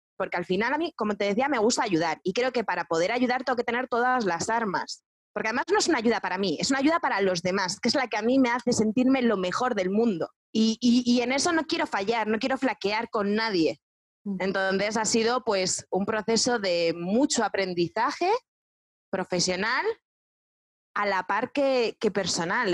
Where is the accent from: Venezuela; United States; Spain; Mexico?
Spain; Yo soy una, española banderada, ¿no? Pero pero sí, porque amo España y amo todo lo que tenemos